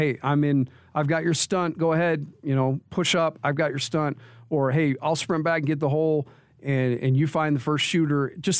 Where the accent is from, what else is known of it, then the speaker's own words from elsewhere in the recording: Texas, United States; I grew up in Texas, played high school basketball for, you know, a decent coach